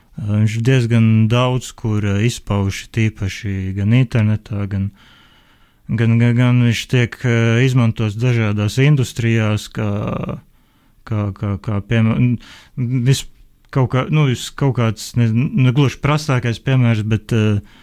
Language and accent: Latvian; Liepāja, Latvia; es pats esmu no Liepājas